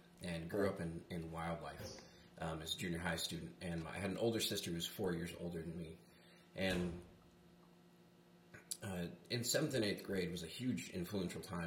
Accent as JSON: {"language": "English", "town": "Flagstaff", "region": "Arizona", "country": "United States", "tie": "born or raised there", "lives_now": "Bullhead City, United States", "said": "I grew up in Flagstaff, Arizona, and I was born and raised redneck up there"}